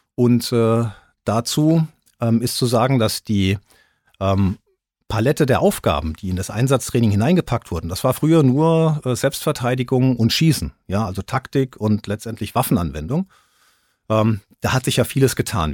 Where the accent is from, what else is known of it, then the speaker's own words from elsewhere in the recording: Rüsselsheim, Hesse, Germany; Ich war ja aus Rüsselsheim, ich bin Rüsselsheim aufs Gymnasium gegangen